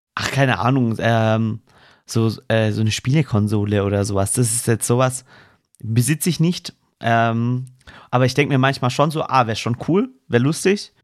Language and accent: German; Swabia, Baden-Württemberg, Germany; ich als Schwabe